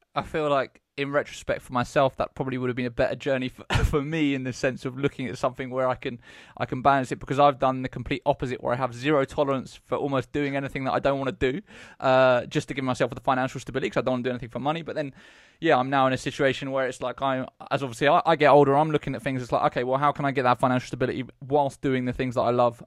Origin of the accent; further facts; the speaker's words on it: Eastbourne, South East England, United Kingdom; growing up in Eastbourne